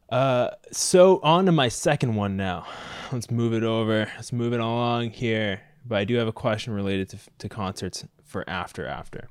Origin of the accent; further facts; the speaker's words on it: Mississauga, Ontario, Canada; I grew up in Mississauga